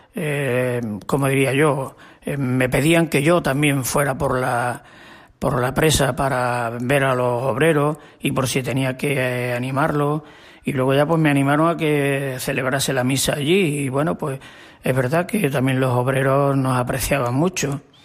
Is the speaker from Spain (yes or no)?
yes; Mata de Alcántara, Extremadura, Spain; moved away; Yo soy de Mata de Alcántara.